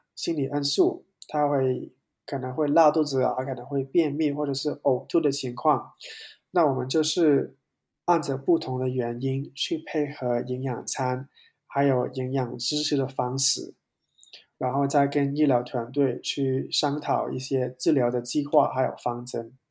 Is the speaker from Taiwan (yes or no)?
no; Hong Kong; 因为我是香港人嘛